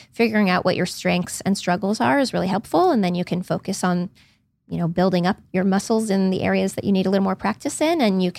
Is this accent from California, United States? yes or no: yes; Palo Alto, California, United States; Well, I grew up in that area. I grew up in Palo Alto and I've just always had an interest in the psychology of the entrepreneur.